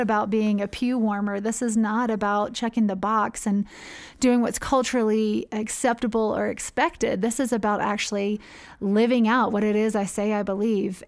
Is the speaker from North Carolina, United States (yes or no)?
yes; North Carolina, United States; moved away as an adult; also born or lived in Spartanburg, South Carolina; now in Ecuador; I grew up in North Carolina, born and raised in the Episcopal Church